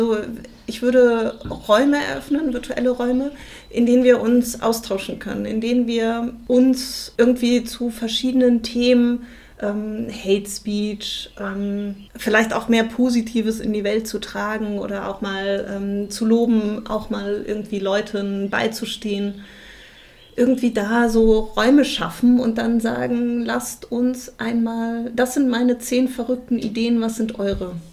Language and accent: German; Berlin, Germany; das ist meine Heimat, was soll ich sagen?